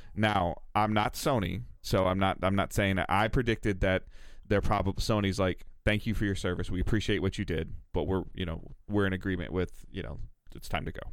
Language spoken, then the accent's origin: English; Detroit, Michigan, United States; I'm from Metro Detroit